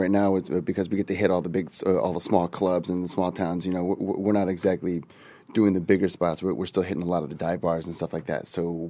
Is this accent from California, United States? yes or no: yes; Santa Cruz, California, United States; now in San Diego, United States; I'm originally from NorCal. I'm originally from Santa Cruz